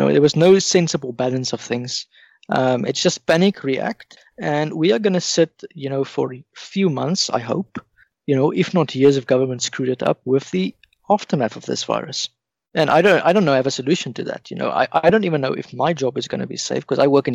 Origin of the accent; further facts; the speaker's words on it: Pretoria, Gauteng, South Africa; I'm from Pretoria